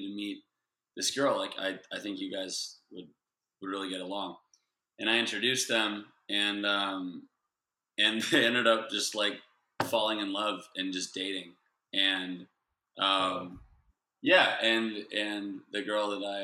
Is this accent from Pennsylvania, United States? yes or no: no; Santa Barbara, California, United States; now in Los Angeles, United States; I'm from Santa Barbara